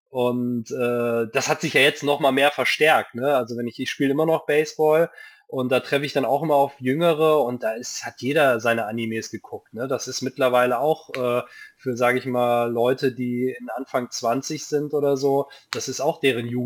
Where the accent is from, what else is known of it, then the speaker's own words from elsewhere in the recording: Japan; ich bin ja in Japan aufgewachsen, da gab es irgendwie kein Rating.